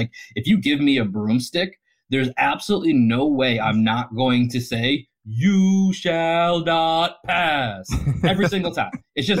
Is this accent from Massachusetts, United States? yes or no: yes; Boston, Massachusetts, United States; now in Austin, United States; we're from Dorchester.